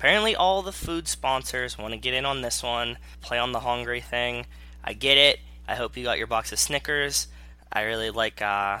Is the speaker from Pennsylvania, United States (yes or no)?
yes; Pittsburgh, Pennsylvania, United States; I'm from Pittsburgh.